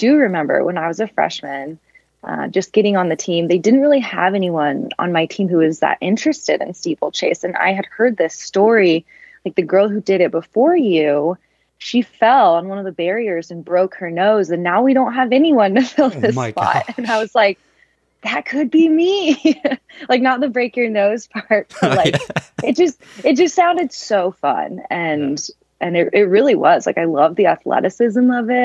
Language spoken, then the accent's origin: English; Westland, outside Portland, Oregon, United States; moved away; I grew up in Westland, which is like a little suburb kind of outside Portland